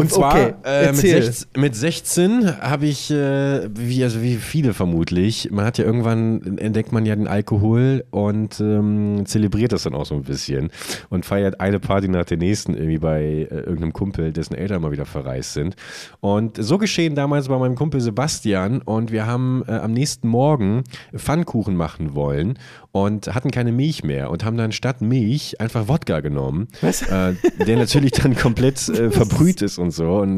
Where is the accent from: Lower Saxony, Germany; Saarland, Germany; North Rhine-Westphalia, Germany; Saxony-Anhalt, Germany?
Lower Saxony, Germany; Buchholz; wenn ich heute meine alte Heimatstadt, hallo liebe Buchholzerinnen und Buchholzer, fahre